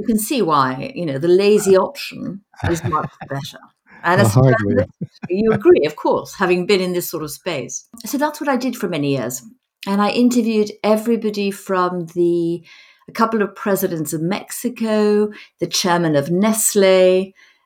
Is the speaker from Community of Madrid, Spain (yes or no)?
yes; Madrid, Community of Madrid, Spain; moved away; also born or lived in United States / London; I was brought up in Madrid